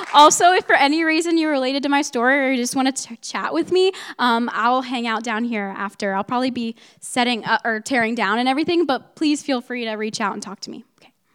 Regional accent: Mount Vernon, Ohio, United States; moved away; I'm from Mount Vernon, Ohio, which is about an two hours north from here

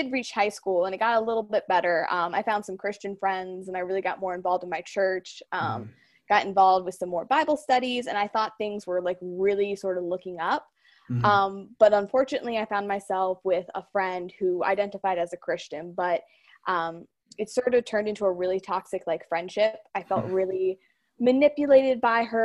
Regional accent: North Canton, Ohio, United States; I'm from North Canton, Ohio.

